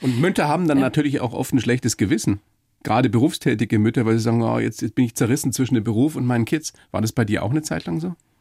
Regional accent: Weiden, Bavaria, Germany; Ich bin ja selber aus der Oberpfalz, aus Weiden

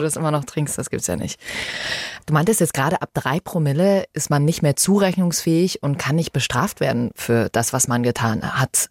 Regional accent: Bavaria, Germany; Hier bei uns in Bayern

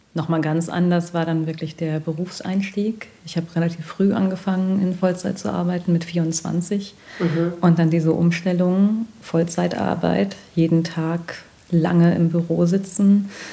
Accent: North Rhine-Westphalia, Germany; ich bin in NRW groß geworden, also in, im Westdeutschland der 80er Jahre

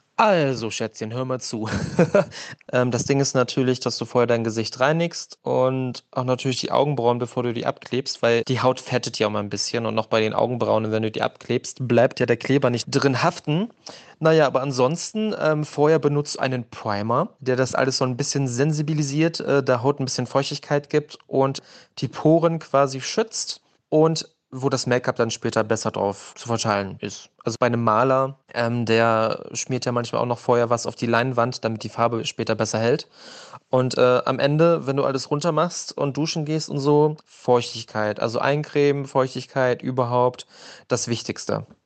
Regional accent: Germany; ich komme aus der DDR

